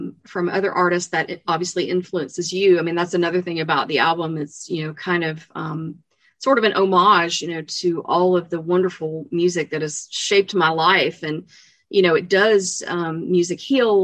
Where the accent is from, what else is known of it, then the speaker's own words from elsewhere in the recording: East Tennessee, United States; I grew up obviously in East Tennessee